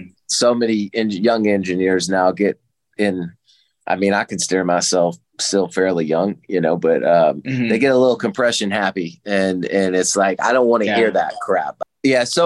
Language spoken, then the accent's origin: English; the Carolinas, United States; moved away as an adult; now in Nashville, United States; I'm originally from the Carolinas